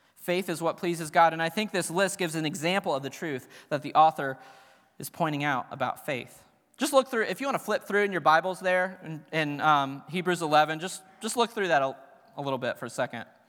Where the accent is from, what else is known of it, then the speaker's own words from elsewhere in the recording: Cincinnati, Ohio, United States; I grew up in Cincinnati